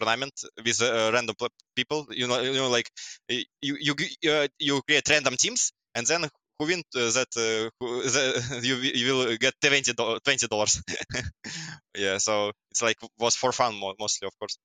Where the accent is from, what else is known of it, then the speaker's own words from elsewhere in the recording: Belarus; English is a second language; moved away as an adult; now in Poland; I'm from Belarus, but right now I live in Poland, but I will come back to Belarus one day, I think.